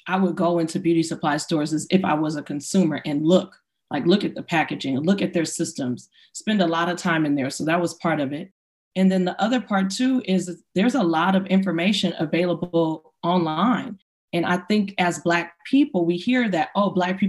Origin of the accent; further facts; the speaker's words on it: Inglewood, California, United States; growing up in Inglewood, I would go, you know, get my hair, my braiding hair for the weekend.